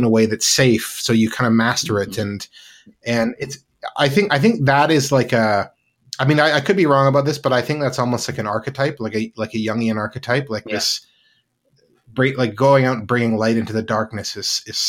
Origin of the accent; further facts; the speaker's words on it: Penticton, British Columbia, Canada; I grew up in British Columbia, Canada, in a small city, sort of in the interior of BC, called Penticton